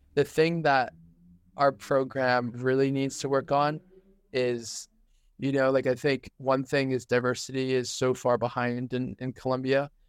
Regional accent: New Hampshire, United States; moved away; I was raised in New Hampshire

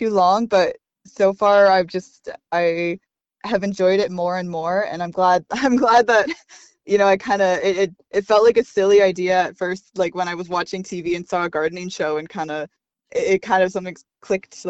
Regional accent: Victoria, British Columbia, Canada; being born and raised in Victoria

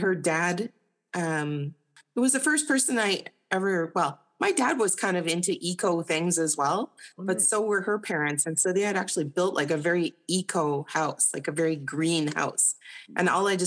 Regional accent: Winnipeg, Manitoba, Canada; I was born in Winnipeg

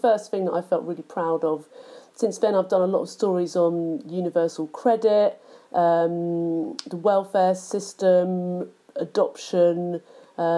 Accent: London, United Kingdom; I grew up in London

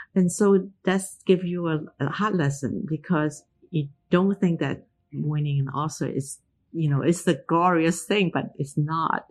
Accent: Hong Kong; moved away; also born or lived in United States; identity wasn't an issue when I grew up in Hong Kong

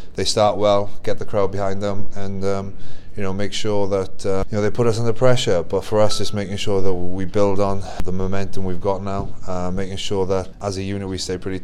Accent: Welsh, Wales, United Kingdom; we're Welsh

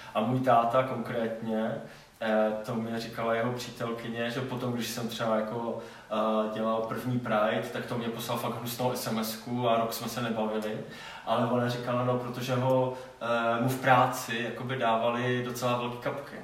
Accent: Třinec, Moravian-Silesian Region, Czechia; also born or lived in Kraków; já jsem z Třince

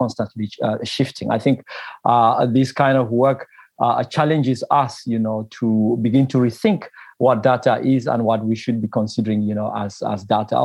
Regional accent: Bafut, Northwest Region, Cameroon; I come from Cameroon, from a place called Bafut in the Cameroon grass fields.

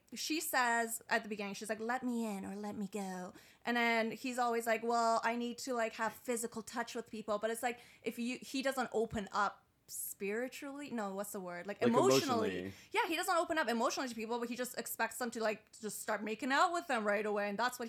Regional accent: Iran; I've got like a real foreign family. Like I immigrated from Iran, so like just growing up, like I don't think I was even allowed to date.

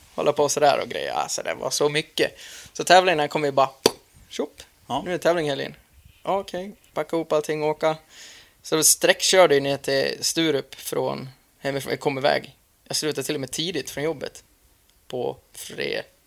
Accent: Dalarna County, Sweden; hemma i Dalarna

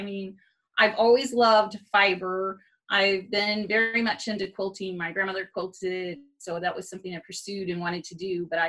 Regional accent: Oklahoma, United States; also born or lived in Atlanta, Georgia / Montreal; now in Fort Worth, United States; we were in Montreal area for, I like to say, 5 winters. And then I grew up in Oklahoma

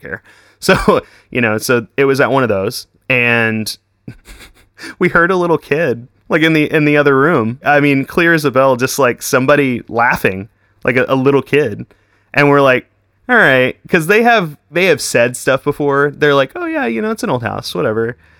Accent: Weatherford, Texas, United States; I grew up in Weatherford.

